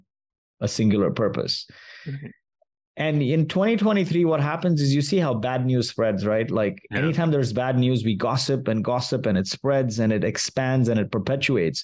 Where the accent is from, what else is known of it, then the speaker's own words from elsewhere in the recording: Kuwait; moved away; also born or lived in India / Mumbai, India; I was born in Kuwait